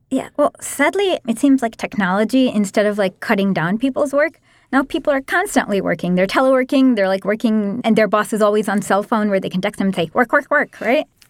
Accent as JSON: {"language": "English", "country": "India", "said": "As an Indian"}